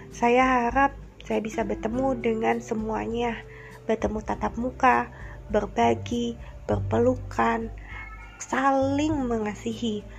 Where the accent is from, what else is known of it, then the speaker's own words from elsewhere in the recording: Bandung, West Java, Indonesia; posisi saya saat ini sedang di Bandung dan memang asalnya saya juga asli orang Bandung